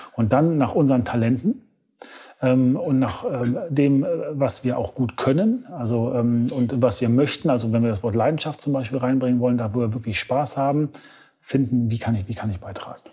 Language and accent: German; Germany; als Deutscher